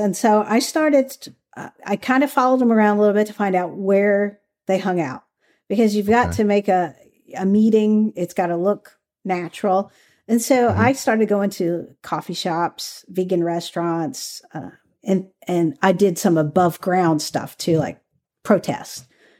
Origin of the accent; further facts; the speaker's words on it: the South, United States; I grew up in the South.